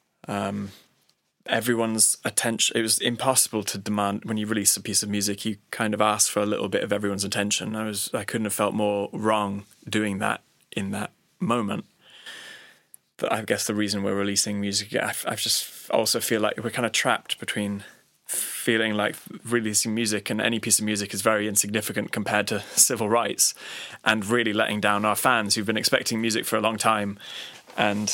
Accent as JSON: {"language": "English", "region": "Texas", "country": "United States", "tie": "born or raised there", "moved": "yes", "said": "I'm from Texas. I grew up in Texas."}